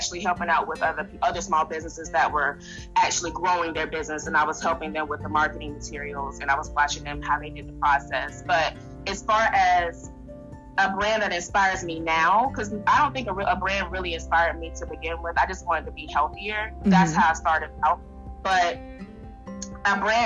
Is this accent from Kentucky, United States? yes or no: no; Raleigh, North Carolina, United States; now in Dallas, United States; I am originally from Raleigh, North Carolina. I now live in Texas in the Dallas area.